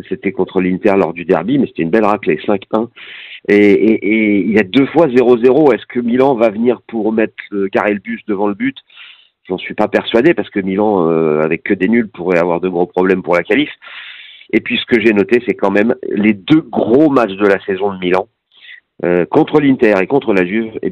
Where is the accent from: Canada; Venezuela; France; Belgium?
France; parce que je suis français.